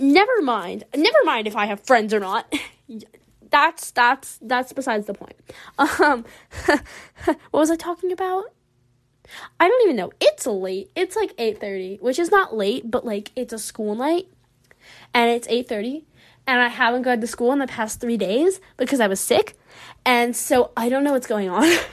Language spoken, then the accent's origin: English; the American South, United States; accent: Southern American; my Southern American accent